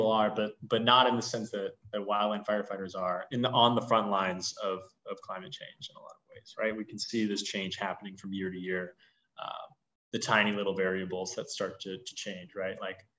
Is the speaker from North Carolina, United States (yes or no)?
no; California, United States; No, I'm from Southern California.